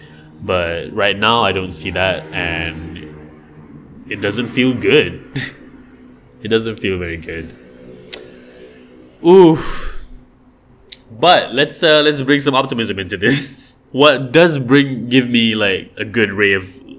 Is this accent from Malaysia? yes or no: yes; Malaysia; over here, we're supposed to, the Rojak thing is supposed to be our thing. The Gotong Royong thing is supposed to be our deal.